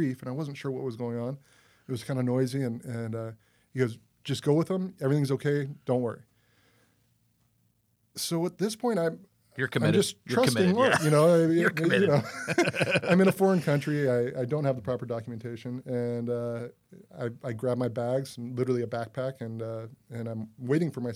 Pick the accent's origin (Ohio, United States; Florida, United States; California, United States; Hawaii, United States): Hawaii, United States; I'm from Hawaii